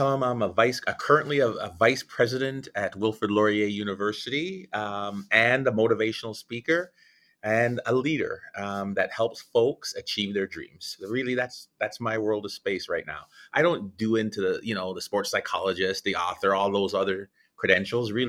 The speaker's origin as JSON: {"language": "English", "country": "Guyana", "tie": "born or raised there", "said": "uh, Guyana, South America."}